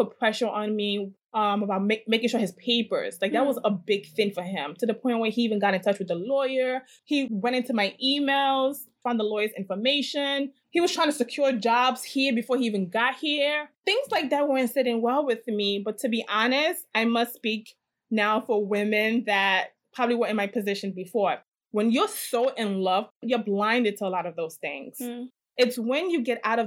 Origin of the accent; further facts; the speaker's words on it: Edo, Nigeria; now in United States; I'm from Edo State